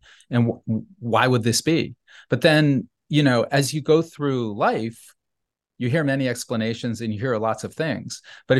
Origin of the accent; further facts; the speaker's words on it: New Haven, Connecticut, United States; when I was a child growing up in New Haven, you know, some of the things that I was seeing and I didn't understand as a child, but just sensed, had a feeling for, were upsetting.